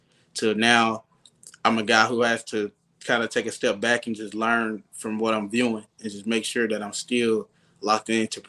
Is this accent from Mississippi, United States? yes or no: yes; Mississippi, United States; born or raised there